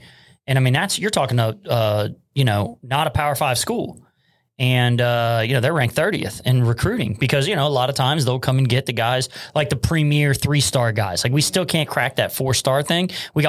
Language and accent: English; Cincinnati, Ohio, United States; I'm from the West Side. So everybody's like, if you're from Price Hill, you just pretty much have to like, you, there's like a, you have to help each other out.